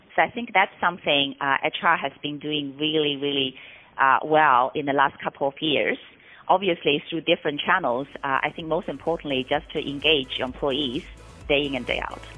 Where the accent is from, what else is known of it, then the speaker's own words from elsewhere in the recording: Shanghai, China; moved away as an adult; also born or lived in Singapore; moved back to Shanghai, my hometown